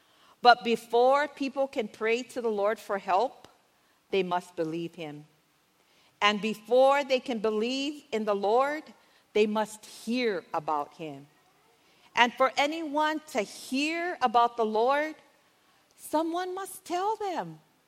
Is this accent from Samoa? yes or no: yes; Samoa; moved away as an adult; When my husband and I moved here from Samoa, we were like in our 20s, so it was like kind of, you know, many moons ago.